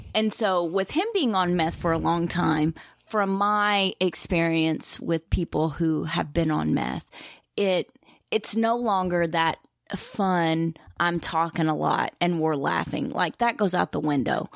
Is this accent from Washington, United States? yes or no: no; Eastern Kentucky, United States; I'm from Eastern Kentucky